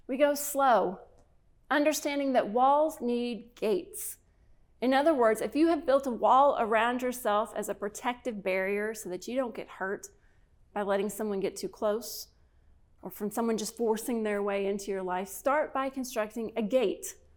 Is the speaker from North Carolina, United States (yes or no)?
no; Kentucky, United States; my home state of Kentucky